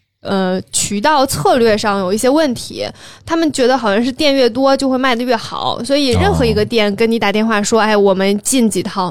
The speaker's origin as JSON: {"language": "Chinese", "region": "Northeast China", "country": "China", "said": "我们东北人说话都比较夸张。"}